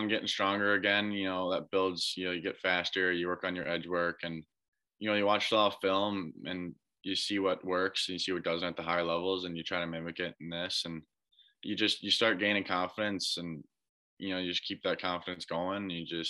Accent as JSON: {"language": "English", "region": "Minnesota", "country": "United States", "tie": "born or raised there", "said": "as a Minnesota guy, I think playing hockey, it's that and you watch the Gophers."}